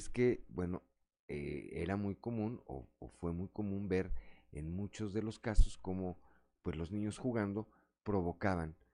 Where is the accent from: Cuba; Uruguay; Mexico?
Mexico; me parece que parte de la cultura de nosotros como mexicanos no tenemos una cultura de protección civil.